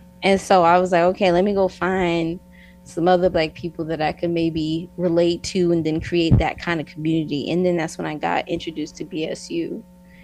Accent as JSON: {"language": "English", "region": "New York", "country": "United States", "also_born_or_lived": "Newark, New Jersey / Florida / Idaho", "lives_now": "Utah, United States", "said": "and I am originally from New York. I was born in Newark, New Jersey. You know, I kind of hopped around like to different states. I lived in Florida, and then I moved to Idaho, and then I landed in Utah"}